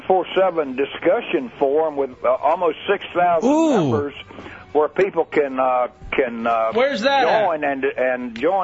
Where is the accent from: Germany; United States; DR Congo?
United States; the South; I'm a Southerner.